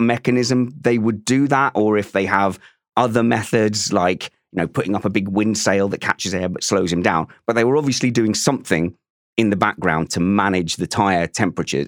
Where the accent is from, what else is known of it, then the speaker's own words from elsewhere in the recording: Essex, East of England, United Kingdom; I'm from Essex and we wear our hearts on our, our mouths